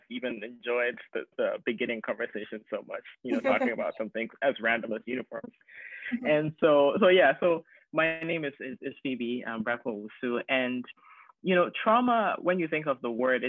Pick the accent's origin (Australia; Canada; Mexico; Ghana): Ghana; moved away as an adult; also born or lived in North Carolina, United States; now in Tacoma, United States; I immigrated from Ghana to the US in 2007. Ghana is in West Africa. I came to college in North Carolina. I went to Salem College. And so just with thinking about my experience moving here by myself at a very ripe age of 18